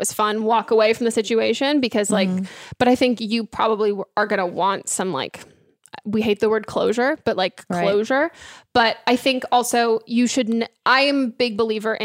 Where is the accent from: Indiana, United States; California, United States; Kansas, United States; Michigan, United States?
California, United States; I grew up in California.